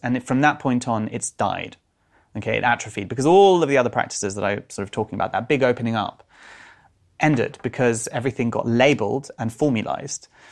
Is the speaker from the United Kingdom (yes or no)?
yes; London, United Kingdom; I grew up in North London